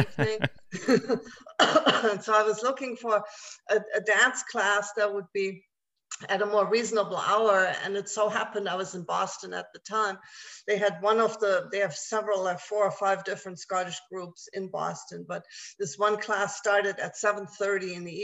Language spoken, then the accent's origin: English; Germany; English is a second language; moved away; also born or lived in Japan; I was born and raised in Germany, and I do still speak German, and then, of course, English